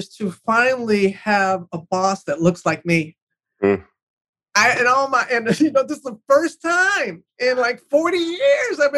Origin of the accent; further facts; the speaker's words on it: United States; moved away; the loss of my hometown after Katrina